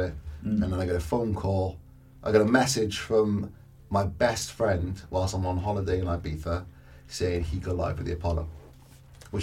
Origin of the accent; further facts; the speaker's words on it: Cardiff, Wales, United Kingdom; I'm from Cardiff.